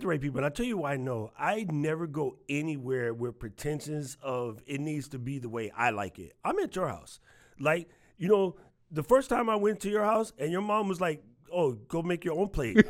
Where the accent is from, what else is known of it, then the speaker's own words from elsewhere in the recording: New York, United States; moved away as an adult; also born or lived in Waianae, Hawaii; now in Hawaii, United States; I'm from New York